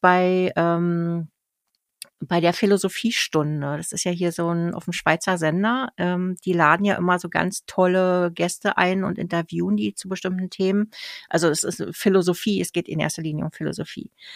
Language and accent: German; Berlin, Germany; now in Switzerland; das gleiche Kiez, wo ich auch aufgewachsen bin in Berlin